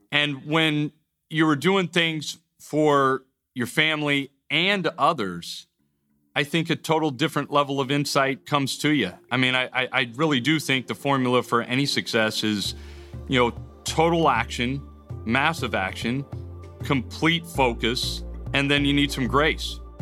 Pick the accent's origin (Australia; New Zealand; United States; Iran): United States; as an American society